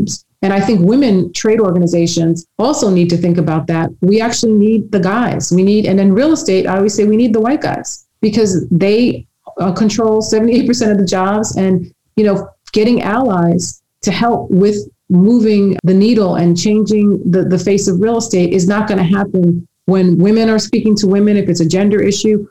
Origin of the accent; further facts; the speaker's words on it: New York City, New York, United States; where I grew up in Queens